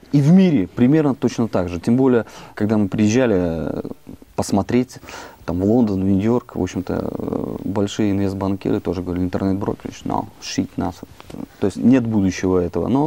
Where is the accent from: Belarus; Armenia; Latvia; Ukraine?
Belarus; Western Belarus; also born or lived in Krasnoyarsk, Russia / Saint Petersburg, Russia / Moscow, Russia; Я родился вообще в Красноярске, там прожил достаточно все школьные годы в Беларуси, в Западной Беларуси, учился в Питере, потом в Москве